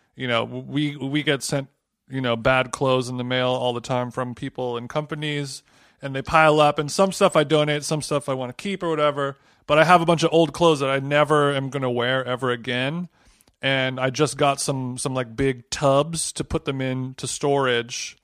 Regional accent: Orange County, California, United States; When I was growing up in Orange County

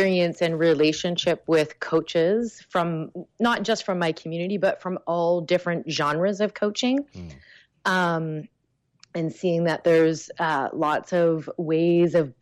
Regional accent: Canada; I am Canadian.

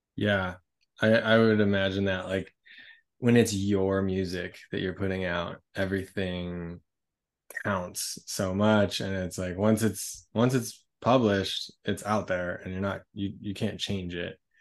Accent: Colorado, United States; we're both from Colorado

